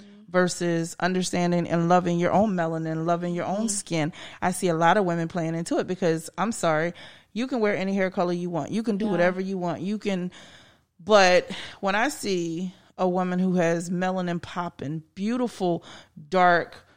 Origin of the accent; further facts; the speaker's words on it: the North, United States; moved away; I grew up in the North